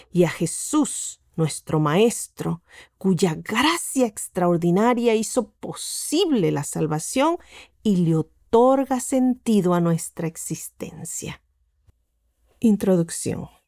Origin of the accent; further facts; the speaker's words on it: Argentina; born there; El doctor Gustavo Squarson y yo nacimos en la Argentina.